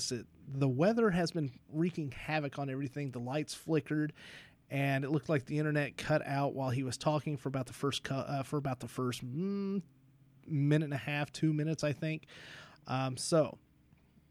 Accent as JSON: {"language": "English", "region": "Southern Kentucky", "country": "United States", "said": "I'm still from Southern Kentucky."}